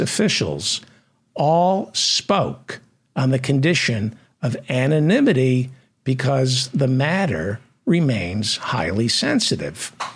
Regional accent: United States; I'm an American

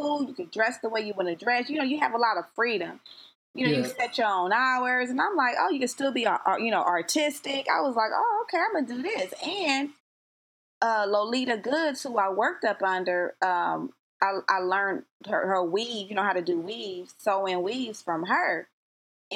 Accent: Compton, California, United States; also born or lived in Long Beach / Los Angeles; now in San Fernando Valley, United States; I'm originally from Compton, California. I grew up, like, all through Southern California, Long Beach, Los Angeles.

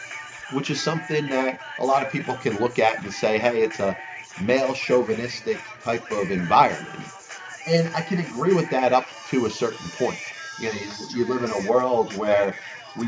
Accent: United States; I'm an American

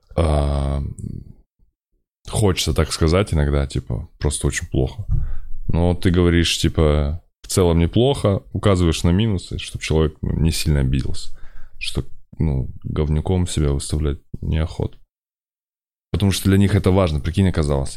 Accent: Kazakhstan; я из Казахстана, я из Темногорска

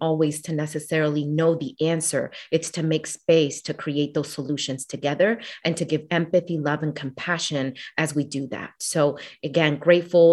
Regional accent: Philadelphia, Pennsylvania, United States; I'm from Philly

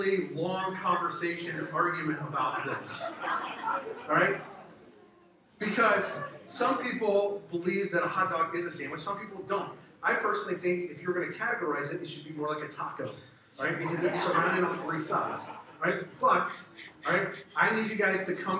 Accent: the South, United States; I grew up in the South

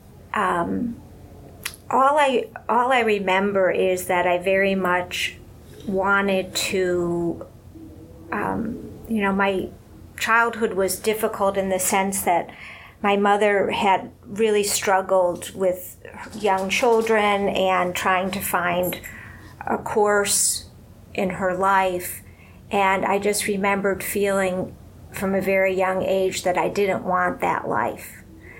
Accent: Cleveland, Ohio, United States; moved away as an adult; now in New York City, United States; I grew up in Cleveland.

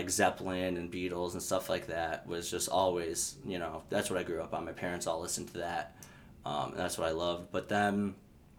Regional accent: Burbank, Illinois, United States; also born or lived in Lemont, Illinois; now in Chicago, United States; I'm originally from Burbank. I grew up in Burbank, Oaklawn area, and then 99 moved to Lamont, a little farther away from the city, and then finally just moved out to the city about a year ago.

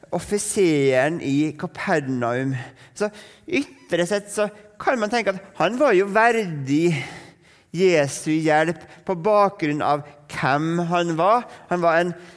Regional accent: Norway; for nordmenn

